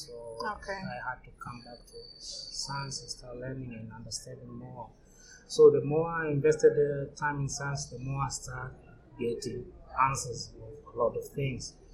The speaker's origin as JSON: {"language": "English", "country": "Tanzania", "tie": "born or raised there", "said": "born and raised in Tanzania, uh, 33 year old"}